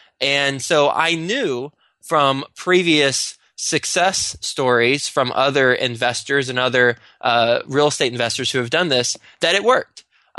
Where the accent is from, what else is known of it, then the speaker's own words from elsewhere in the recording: Texas, United States; now in New York City, United States; Whenever I first moved up to New York City, I'm from Texas, and I moved straight up from, after I graduated, I went to Texas Tech and moved to New York City